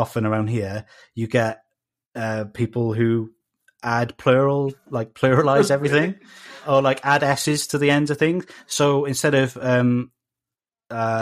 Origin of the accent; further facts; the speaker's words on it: South Wales, United Kingdom; accent: South Wales; a South Wales accent, which is what you're hearing right now